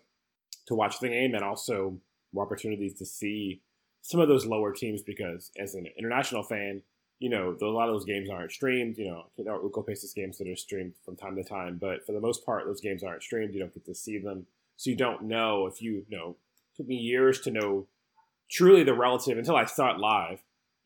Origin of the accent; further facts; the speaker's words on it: United States; as an American